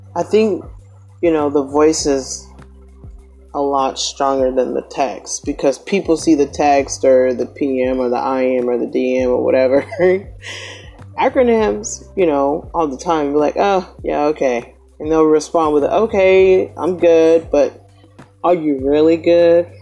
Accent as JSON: {"language": "English", "region": "the South", "country": "United States", "said": "I'm from the South, and it's Southern hospitality"}